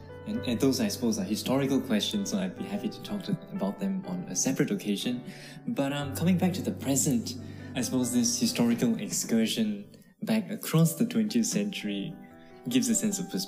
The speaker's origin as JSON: {"language": "English", "country": "Singapore", "tie": "born or raised there", "also_born_or_lived": "United States / Canada", "moved": "as an adult", "said": "I was born in Singapore in 1991. As far back as I can trace, I'm the fifth generation of Christians on my father's side of the family, and possibly the fourth generation on my mom's side."}